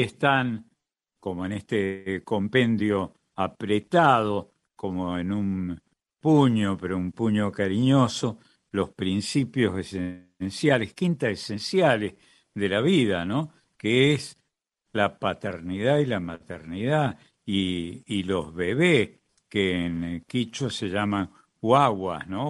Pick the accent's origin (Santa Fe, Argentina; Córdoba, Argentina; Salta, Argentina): Córdoba, Argentina; en Córdoba, mi Córdoba, yo soy cordobés también